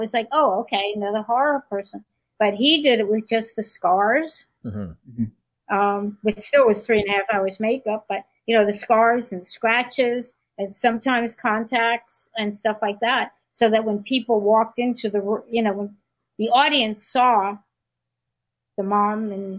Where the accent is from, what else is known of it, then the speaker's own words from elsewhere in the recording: New York City, New York, United States; born in New York City, but we spent time on the coast